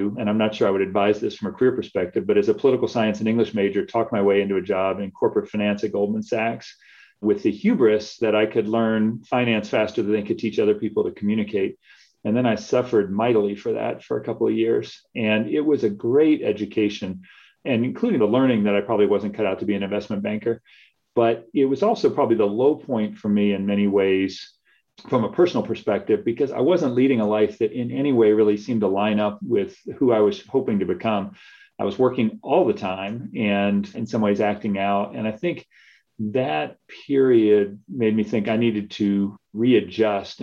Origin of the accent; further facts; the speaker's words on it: Chapel Hill, North Carolina, United States; I grew up in Chapel Hill, North Carolina, which is a spectacular place to grow up